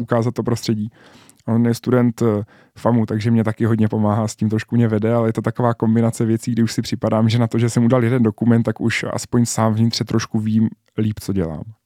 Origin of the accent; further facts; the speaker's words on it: Czechia; jediný Čech